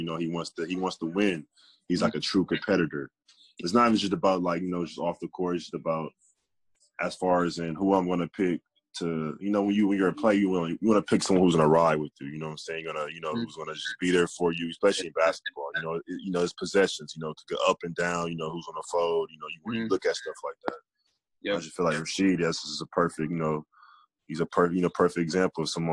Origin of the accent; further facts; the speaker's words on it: Milwaukee, Wisconsin, United States; I'm from Milwaukee